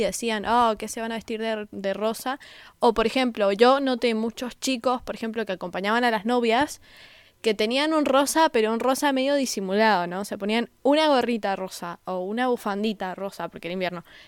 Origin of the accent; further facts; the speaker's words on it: Mendoza, Argentina; yo soy de Mendoza, que es un poquito más conservador que donde vive Seba